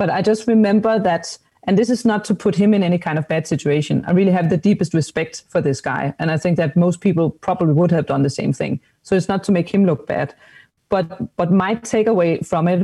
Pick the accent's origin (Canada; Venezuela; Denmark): Denmark; I'm from Denmark